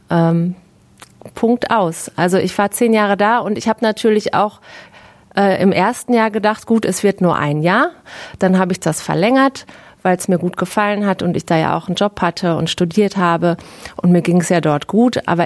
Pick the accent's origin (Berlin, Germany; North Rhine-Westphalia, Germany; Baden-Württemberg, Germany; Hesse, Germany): North Rhine-Westphalia, Germany; Herne; also born or lived in Sydney; Und auch wenn Herne jetzt nicht Sydney ist und auch vielleicht weit entfernt davon, ist es trotzdem meine Heimat und wunderschön für mich.